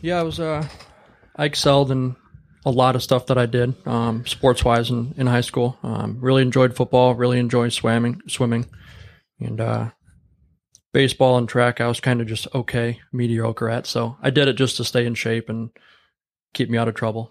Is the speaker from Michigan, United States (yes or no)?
yes; Warren, Michigan, United States; now in Lapeer, United States; I grew up in Warren, Michigan